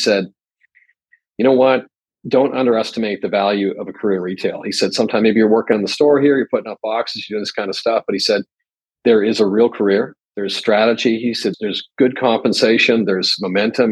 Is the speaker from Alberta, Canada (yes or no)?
yes; Edmonton, Alberta, Canada; now in Tokyo, Japan; I grew up in Edmonton, Alberta, which is on the west side of the prairies in Canada